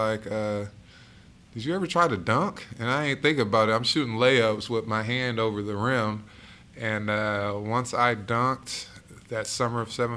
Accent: Indianapolis, Indiana, United States; also born or lived in Buffalo, New York / Terre Haute, Indiana; So I was born in Buffalo, New York. Moved to Terre Haute, Indiana in the third, fourth grade, and then moved to Indianapolis in the eighth grade

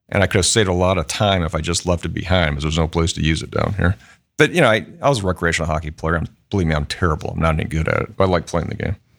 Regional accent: Michigan, United States; moved away as an adult; now in Columbus, United States; I, um, you know, grew up in Michigan.

